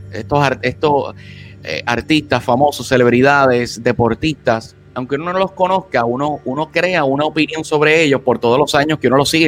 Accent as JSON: {"language": "Spanish", "country": "United States", "said": "yo reconozco que a nosotros como norteamericanos, eh, incluyéndome a mí mismo, no hemos hecho lo suficiente para luchar por esa igualdad"}